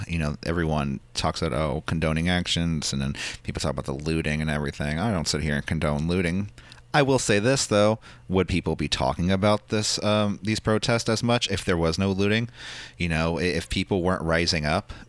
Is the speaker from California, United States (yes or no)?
yes; San Francisco, California, United States; being born and raised in San Francisco